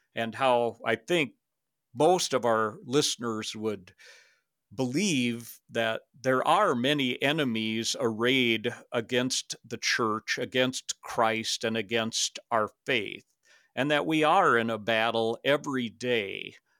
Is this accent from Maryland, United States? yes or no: no; Minnesota, United States; moved away as an adult; also born or lived in Canada / Saint Cloud, Minnesota; I grew up in Minnesota